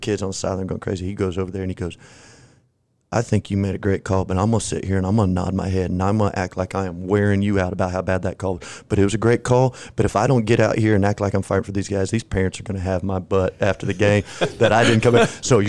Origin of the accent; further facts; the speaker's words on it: San Antonio, Texas, United States; I grew up in San Antonio, so I'm a Spurs guy.